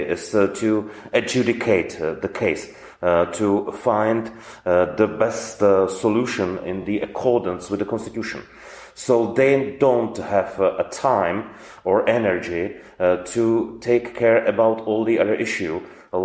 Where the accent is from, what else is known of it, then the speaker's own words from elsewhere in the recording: Brno, South Moravian Region, Czechia; also born or lived in Prague; now in Brno, Czech Republic; as I was born in Brno and my family is in Brno, I wanted to come back to Brno.